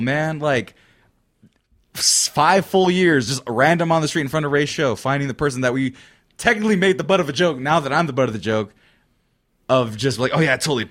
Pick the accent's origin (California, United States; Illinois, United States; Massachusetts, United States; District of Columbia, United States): California, United States; moved away as an adult; now in Texas, United States; I'm from California